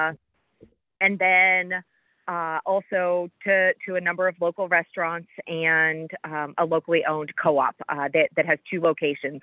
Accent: Midwest, United States; now in Jamestown, United States; growing up in the Midwest

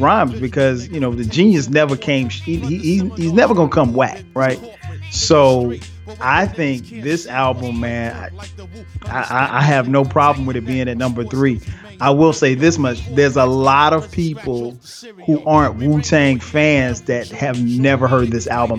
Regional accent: Atlanta, Georgia, United States; ATLians, straight right here in A-Town, my hometown

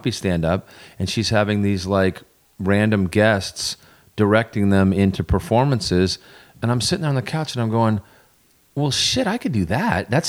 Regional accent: Vermont, United States; moved away; a knucklehead from a dirt road in Vermont

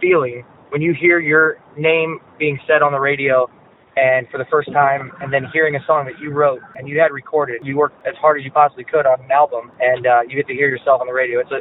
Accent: St. Louis, Missouri, United States; I'm originally from South St. Louis City

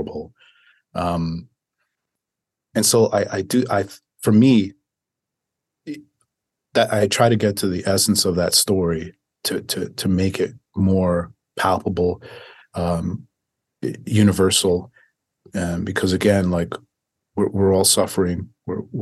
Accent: Dominican Republic; now in United States; I was born in Dominican Republic.

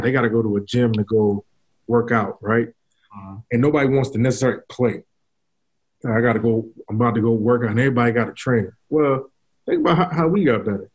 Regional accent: New York, United States; I was from New York

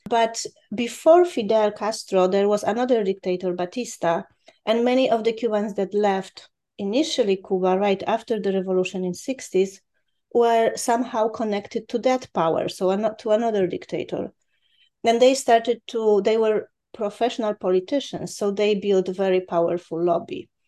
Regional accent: Poland; moved away; I was born in Poland when Poland was behind the Iron Curtain

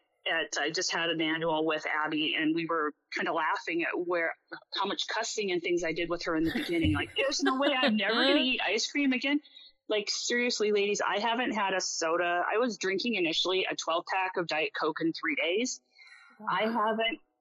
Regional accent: Minnesota, United States; now in Anchorage, United States; I'm from Minnesota.

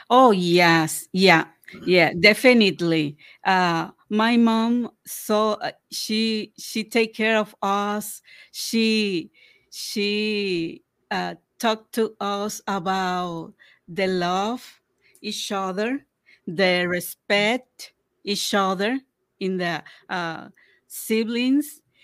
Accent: Puerto Rico; now in Minnesota, United States; we are from Puerto Rico

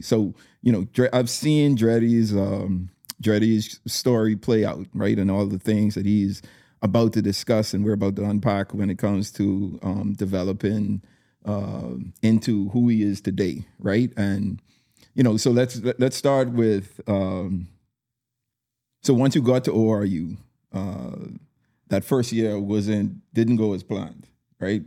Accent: Bahamas; your home country

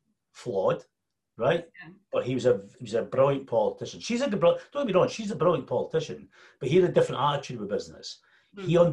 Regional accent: Scotland, United Kingdom; And we're very Scottish

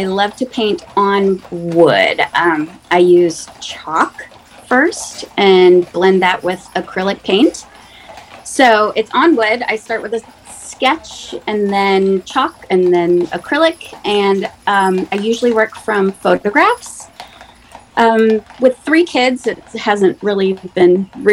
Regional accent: Cincinnati, Ohio, United States; also born or lived in Michigan; I grew up outside of Cincinnati

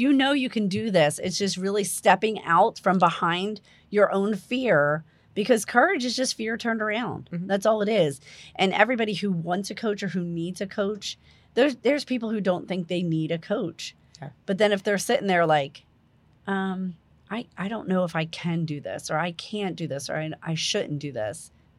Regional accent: New Jersey, United States; moved away; I come from New Jersey. It's like a far off land. I'm originally from New Jersey.

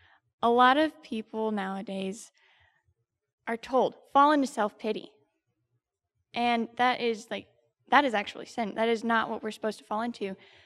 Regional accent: Windsor, Colorado, United States; I'm from Windsor, Colorado.

